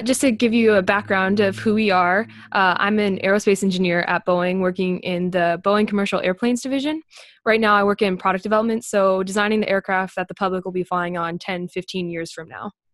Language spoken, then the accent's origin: English; Las Vegas, Nevada, United States; moved away; I grew up in Las Vegas, which is right next to an Air Force base